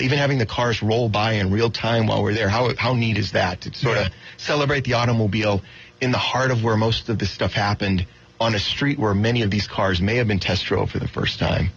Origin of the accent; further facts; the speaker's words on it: Florida, United States; I'm from Florida.